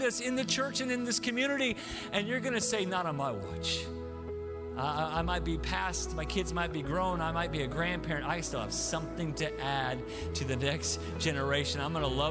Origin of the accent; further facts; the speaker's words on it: Tulsa, Oklahoma, United States; moved away; I'm from Tulsa originally